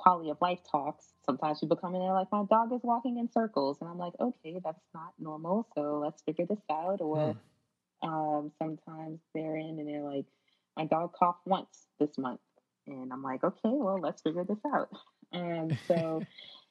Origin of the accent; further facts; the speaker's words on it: Kenner, Louisiana, United States; now in Las Vegas, United States; I'm from Kendall, Louisiana. It's a part of the Greater New Orleans area